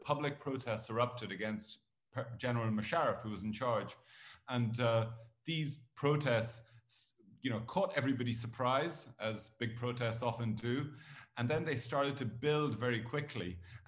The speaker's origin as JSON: {"language": "English", "country": "Ireland", "tie": "born or raised there", "also_born_or_lived": "Kenya / Pakistan", "moved": "as an adult", "lives_now": "Egypt", "said": "I'm Irish by birth, and by I was brought up in Ireland."}